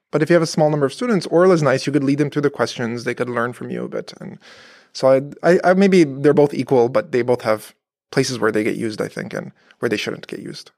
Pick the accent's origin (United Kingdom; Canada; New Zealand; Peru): Canada; moved away as an adult; also born or lived in Berkeley, California / Virginia; now in Paderborn, Germany; I grew up in Canada